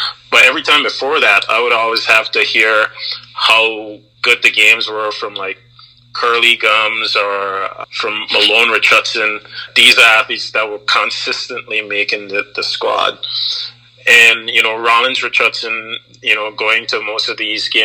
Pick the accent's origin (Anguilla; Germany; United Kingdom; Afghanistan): Anguilla; also born or lived in Canadian prairies; now in Canada; Growing up in Anguilla, there was always a need to share things.